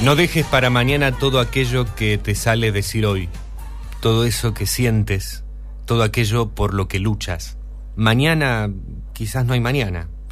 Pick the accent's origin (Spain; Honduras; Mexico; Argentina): Argentina; Rosario, Santa Fe; soy rosarino